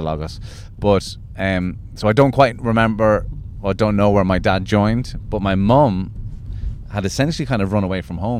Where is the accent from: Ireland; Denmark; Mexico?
Ireland; Midleton, Munster; also born or lived in Clonmel, Tipperary; I grew up in Cork